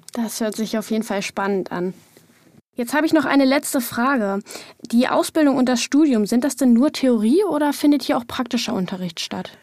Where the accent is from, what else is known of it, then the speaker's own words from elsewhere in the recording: Lower Saxony, Germany; moved away as an adult; now in Saxony-Anhalt, Germany; Ich komme ja eigentlich auch aus Niedersachsen